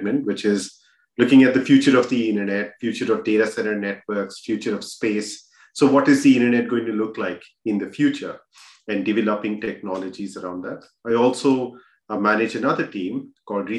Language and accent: English; India; moved away as an adult; also born or lived in Bihar / Kharagpur; now in United States; I grew up in India.